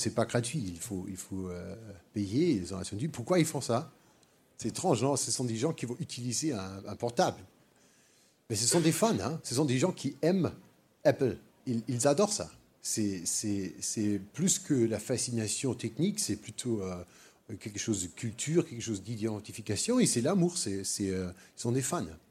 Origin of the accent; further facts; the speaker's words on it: Germany; French is a second language; also born or lived in Paris; je, suis allemand, je suis pas français